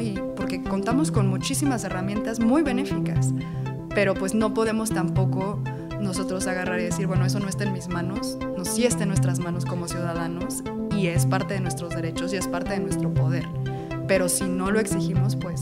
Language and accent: Spanish; Mexico; Como comunidad mexicana